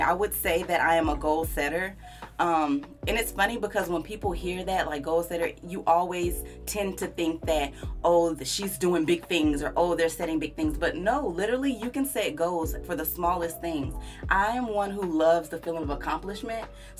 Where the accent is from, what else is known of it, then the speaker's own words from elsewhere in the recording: California, United States; born there; So I love to say I'm from all over the place because I have literally lived in so many different places. I was born in Cali. All my family, well, pretty much all of my family lives in Cali.